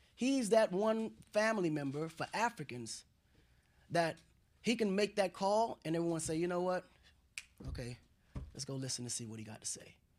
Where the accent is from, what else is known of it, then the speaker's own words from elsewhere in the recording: Dakar, Senegal; now in United States; I was raised in Senegal, um, a part of Senegal called Kola, which is a rural area of Dakar.